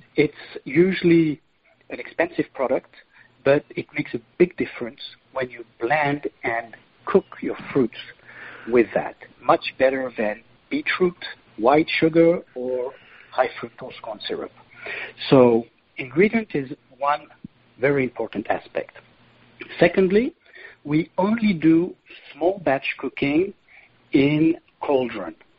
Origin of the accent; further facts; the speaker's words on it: Lourmarin, Provence-Alpes-Côte d'Azur, France; now in Malaysia; I come from Provence, uh, from a little village called Lourmarin, where my family uh, does wine